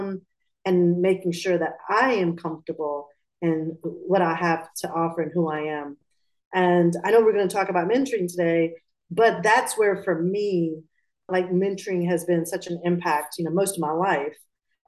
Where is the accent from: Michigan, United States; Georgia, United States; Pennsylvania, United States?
Georgia, United States; Atlanta; also born or lived in Pakistan; So I was born in Pakistan and I was raised in Georgia, in Atlanta